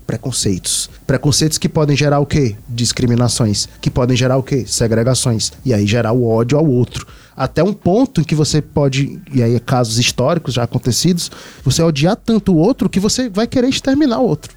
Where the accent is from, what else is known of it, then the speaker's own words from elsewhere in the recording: Northeast Brazil, Brazil; nós três somos nordestinos